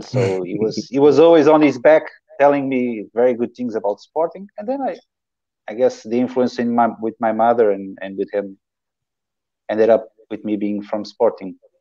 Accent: Queluz, Lisbon, Portugal; I'm from Calouge

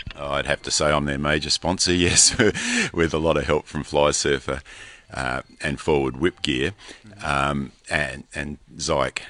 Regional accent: Australia; from Australia

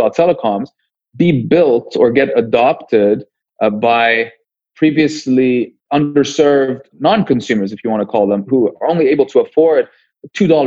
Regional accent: Beirut, Lebanon; also born or lived in London, United Kingdom; now in Cape Town, South Africa; I was born in London to Lebanese parents. And we moved to Lebanon when I was 6 years old

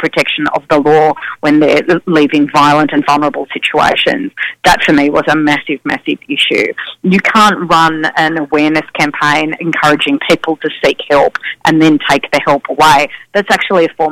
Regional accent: Victoria, Australia; my home state of Victoria

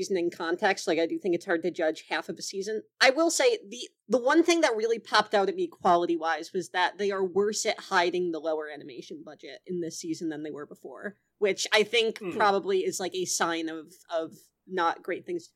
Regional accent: upstate New York, United States; moved away as an adult; now in Philadelphia, United States; I'm from upstate New York.

